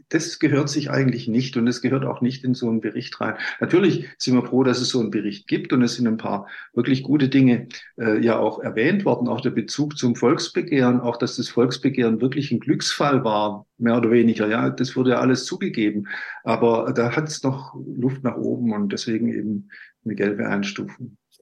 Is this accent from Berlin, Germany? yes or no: no; Bavaria, Germany; moved away; also born or lived in Baden-Württemberg; ich bin ja in, in in Bayern sozusagen groß geworden, wissenschaftlich auch